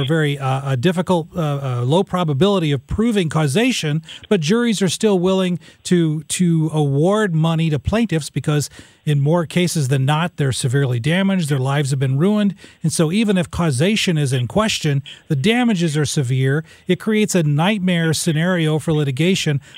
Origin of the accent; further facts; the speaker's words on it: Illinois, United States; now in Missouri, United States; I'm born and raised in Illinois.